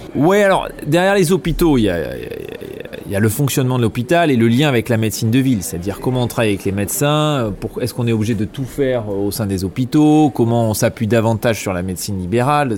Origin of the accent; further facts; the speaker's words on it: Bordeaux, Nouvelle-Aquitaine, France; moi je suis bordelais. Je suis né ici, j'ai grandi ici.